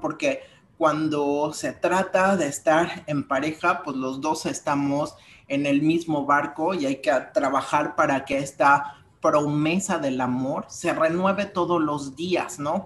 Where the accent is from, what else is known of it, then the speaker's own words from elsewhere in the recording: Mexico; vamos como mexicanos